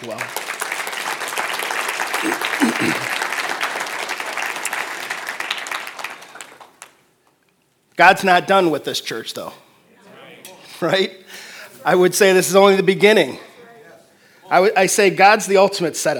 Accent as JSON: {"language": "English", "town": "Detroit", "region": "Michigan", "country": "United States", "moved": "yes", "lives_now": "Fort Wayne, United States", "said": "I'm originally from the Detroit area"}